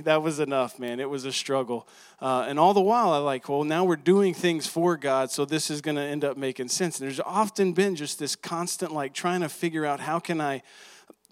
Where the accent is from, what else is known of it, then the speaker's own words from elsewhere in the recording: Texas, United States; I'm from Texas